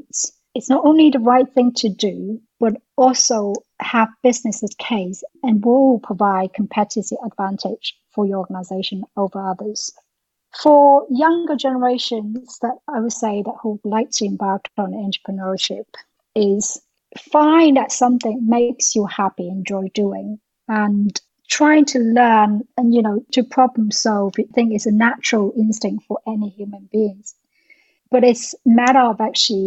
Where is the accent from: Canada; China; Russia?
China; now in United Kingdom; I'm also originally from China